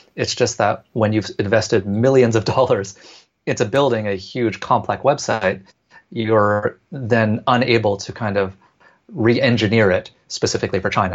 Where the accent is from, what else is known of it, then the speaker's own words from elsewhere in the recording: Vancouver, British Columbia, Canada; moved away as an adult; now in Hong Kong; born and raised in Canada, in Vancouver